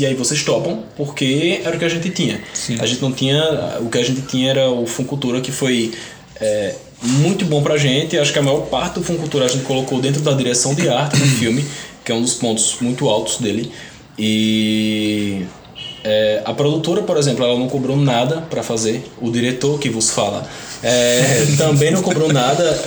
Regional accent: interior of the Northeast, Northeast Region, Brazil; eu nasci pobre, gay, nordestino, no Brasil.

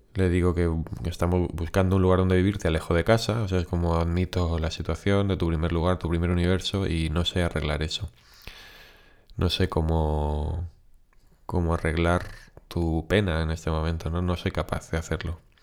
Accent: Valencian Community, Spain; moved away; also born or lived in Barcelona; nosotros nos mudamos de Barcelona aquí a Valencia, bueno, no a Valencia concretamente, pero a la provincia de Valencia.

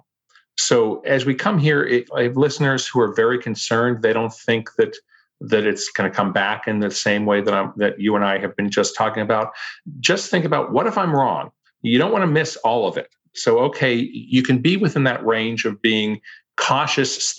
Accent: Pittsburgh, Pennsylvania, United States; I grew up in Pittsburgh, Pennsylvania

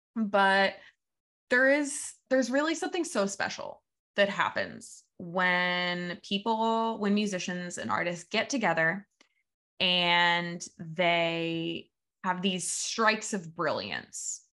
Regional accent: Evansville, Indiana, United States; moved away as an adult; now in Saint Petersburg, United States; I moved from my hometown of Evansville, Indiana to Saint Petersburg, Florida, where I still live now

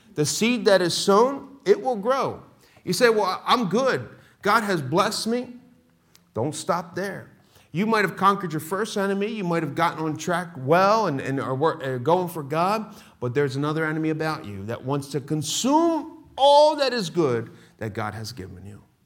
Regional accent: Philadelphia, Pennsylvania, United States; moved away; I'm born and raised Philadelphia

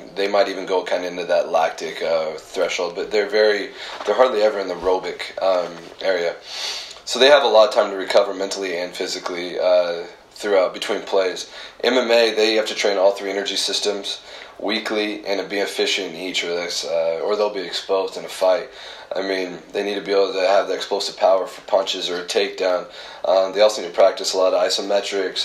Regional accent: Alliance, Nebraska, United States; I grew up in Alliance, uh, Nebraska.

